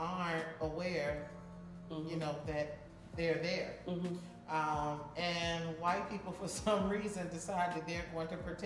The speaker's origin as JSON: {"language": "English", "region": "South Florida", "country": "United States", "moved": "yes", "said": "We're originally from South Florida"}